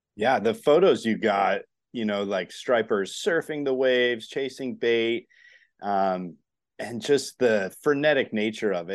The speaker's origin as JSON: {"language": "English", "region": "Northeast", "country": "United States", "tie": "born or raised there", "moved": "yes", "lives_now": "Florida, United States", "said": "I grew up in the Northeast, but I'm down here in Florida"}